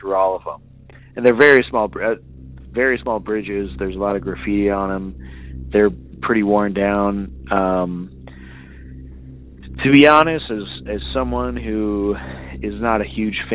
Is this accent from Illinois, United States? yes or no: yes; Collinsville, Illinois, United States; I am from Collinsville, Illinois